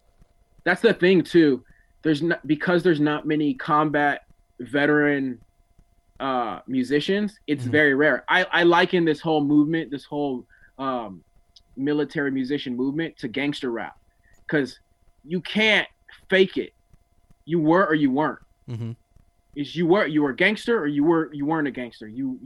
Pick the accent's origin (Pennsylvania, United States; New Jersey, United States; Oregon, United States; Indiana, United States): New Jersey, United States; Newark; You know, I come from Newark, New Jersey, one of the worst places, things like that.